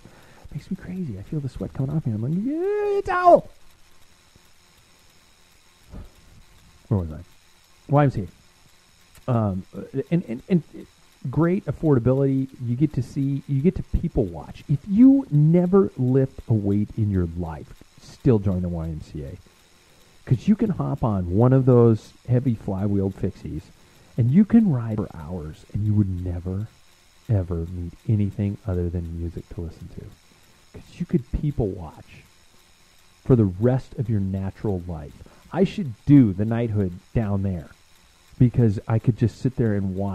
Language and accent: English; United States; I'm from America.